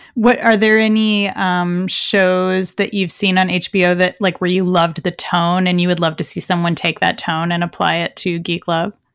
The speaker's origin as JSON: {"language": "English", "town": "San Francisco", "region": "California", "country": "United States", "tie": "born or raised there", "said": "my hometown of San Francisco"}